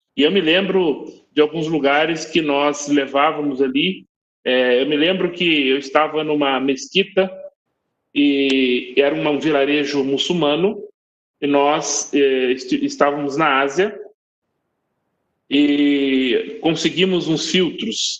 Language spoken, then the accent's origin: Portuguese; Brazil; nós brasileiros, nós muitos de nós parecemos com povos de algumas partes do mundo